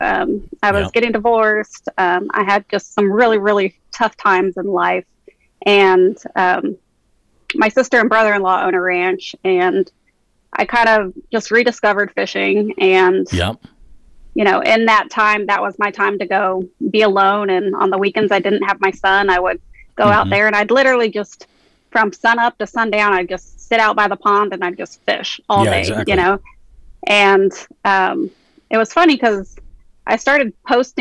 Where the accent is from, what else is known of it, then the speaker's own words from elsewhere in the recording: San Antonio, Texas, United States; I grew up in San Antonio, Texas. I'm a born and raised Texan